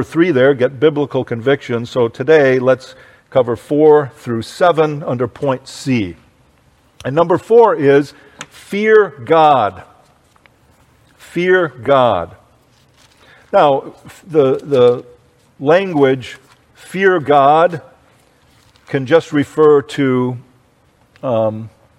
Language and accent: English; United States; I grew up in the United States of America